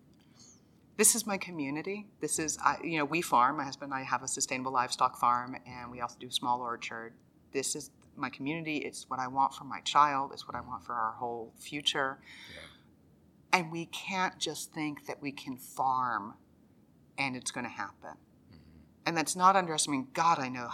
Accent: Dallas, Texas, United States; born or raised there

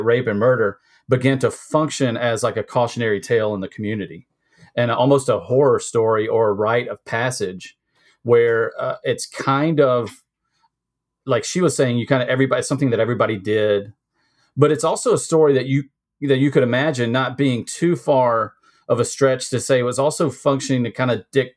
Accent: the South, United States; growing up in the South

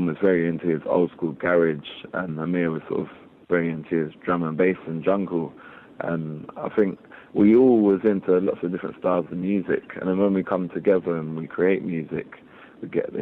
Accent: London, United Kingdom; We grew up in East London, and we were surrounded by so many different cultures

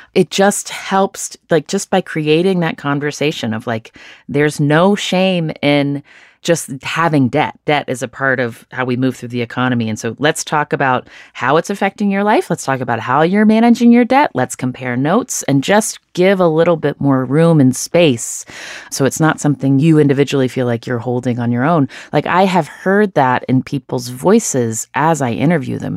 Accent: United States; I was born in the United States

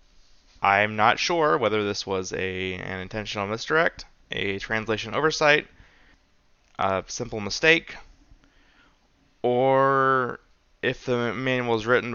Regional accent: United States; I'm a American white guy

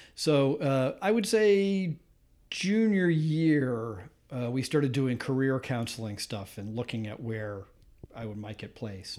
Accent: Grosse Pointe, Michigan, United States; moved away as an adult; now in Massachusetts, United States; I grew up just outside of Detroit in a suburb called Grosse Pointe

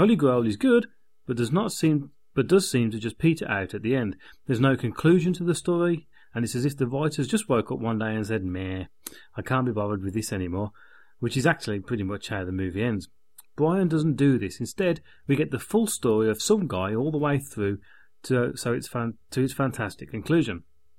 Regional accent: France; English is a second language; moved away as an adult; now in United Kingdom; Now, you have to remember that I am French. I grew up in France and only moved to the UK, in my 20s.

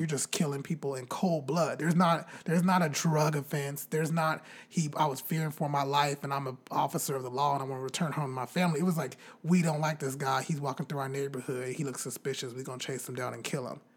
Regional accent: Bakersfield, California, United States; my hometown, Bakersfield

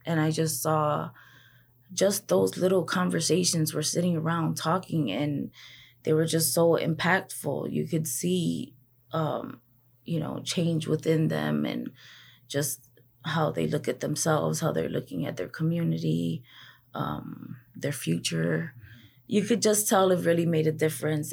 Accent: Chicago, Illinois, United States; born and raised in Humboldt Park

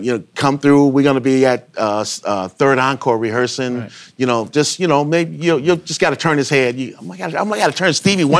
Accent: Chicago, Illinois, United States; I grew up in Chicago

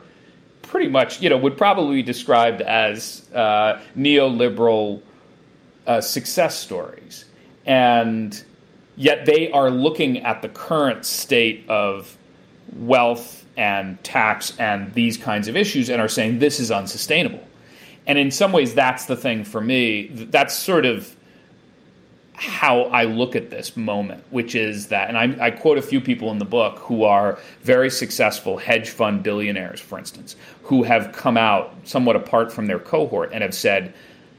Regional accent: around New York, United States; also born or lived in Chicago; I grew up around New York a lot

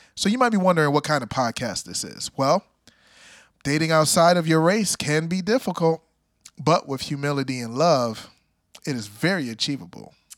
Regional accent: Jamaica; I'm Jamaican

